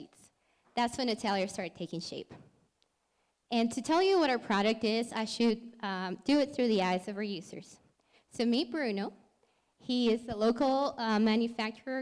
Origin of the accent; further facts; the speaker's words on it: Lima, Peru; moved away as an adult; now in Colorado, United States; So I'm from Lima, Peru, and I moved to Colorado a little over 5 years ago.